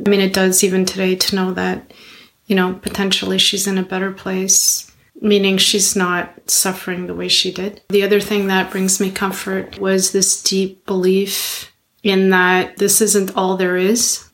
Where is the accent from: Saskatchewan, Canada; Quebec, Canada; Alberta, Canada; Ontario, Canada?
Quebec, Canada; Montreal; I'm from Montreal